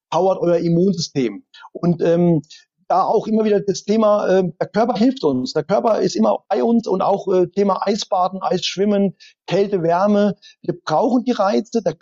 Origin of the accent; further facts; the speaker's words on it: East Germany, Germany; born there; Ich war schon immer so ein, ein Russenfreund, äh, geboren als Ossi, da hat man natürlich deutsch-sowjetische Freundschaft gehabt.